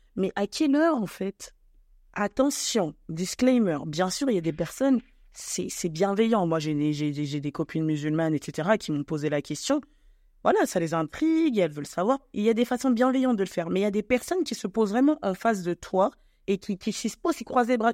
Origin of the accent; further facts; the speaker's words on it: France; also born or lived in Cameroon (ancestry) / Congo (ancestry); je suis née en France, je suis d'origine camerounaise et congolaise.